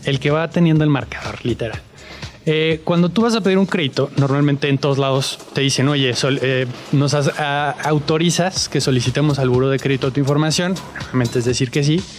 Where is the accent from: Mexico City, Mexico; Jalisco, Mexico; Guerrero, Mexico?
Mexico City, Mexico; also born or lived in United States; yo, nací aquí en la Ciudad de México eh, en el 96, tengo 27 años